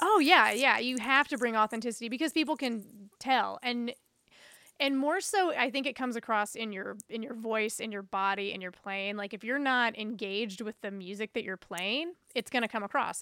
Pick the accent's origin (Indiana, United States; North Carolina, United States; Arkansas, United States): North Carolina, United States; New Bern; moved away as an adult; now in Chicago, United States; my hometown in Newbern, North Carolina.